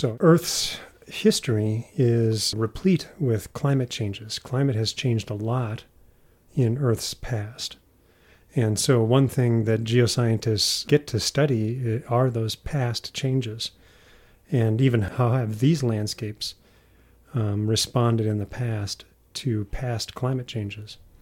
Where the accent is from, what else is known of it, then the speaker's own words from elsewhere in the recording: Midwest, United States; moved away as an adult; also born or lived in Utah; growing up in the Midwest